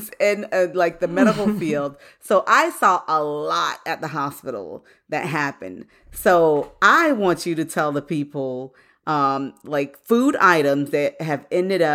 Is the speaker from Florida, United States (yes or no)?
yes; Orlando, Florida, United States; I grew up in Orlando, Florida